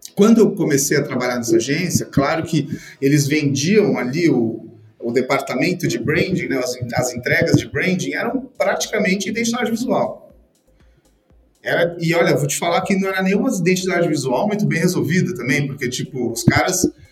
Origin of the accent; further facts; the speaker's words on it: São Paulo, Brazil; aqui em São Paulo, sou de São Paulo